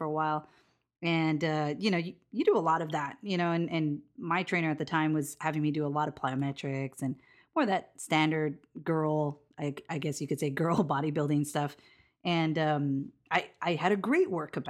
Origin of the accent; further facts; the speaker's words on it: Hawaii, United States; I'm from Hawaii